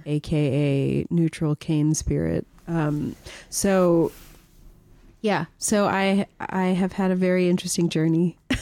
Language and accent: English; the Bay Area, California, United States; moved away; also born or lived in Santa Monica, California; I'm from Marin. I grew up in the Bay.